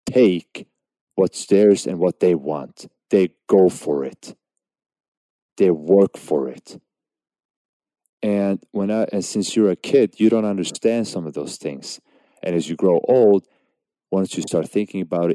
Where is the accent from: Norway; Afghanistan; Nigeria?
Norway; Now, obviously, I was born in Norway, but my parents came to Norway as refugees.